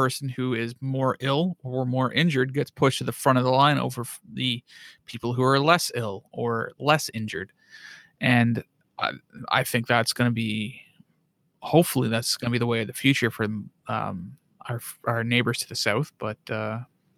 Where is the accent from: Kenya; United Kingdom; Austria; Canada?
Canada; Bobcaygeon, Ontario; moved away; also born or lived in Thunder Bay; a care home in Bob Cage in my hometown